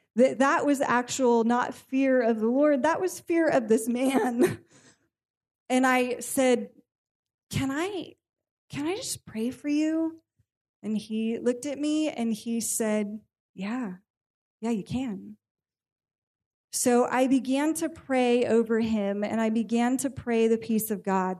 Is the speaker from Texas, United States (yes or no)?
no; California, United States; I am born and raised in California